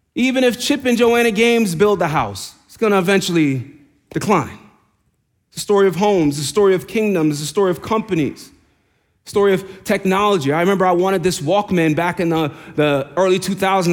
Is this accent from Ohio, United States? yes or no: no; New York, United States; accent: New York; moved away; I'm from New York. I'm from New York. See, the accent came out there.